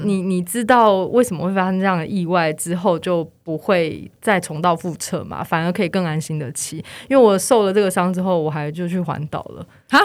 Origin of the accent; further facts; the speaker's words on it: Taichung, Taiwan; now in Taipei, Taiwan; 我是台中人